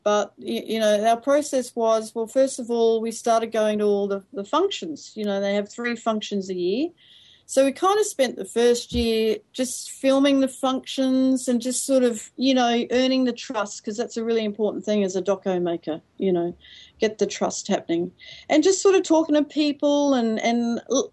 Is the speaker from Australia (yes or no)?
yes; Australia; also born or lived in Japan